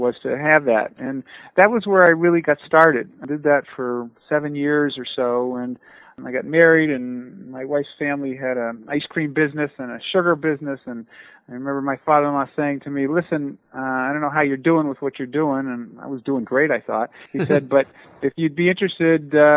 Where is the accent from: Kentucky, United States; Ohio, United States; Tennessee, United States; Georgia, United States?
Ohio, United States; Youngstown; growing up in Youngstown, Ohio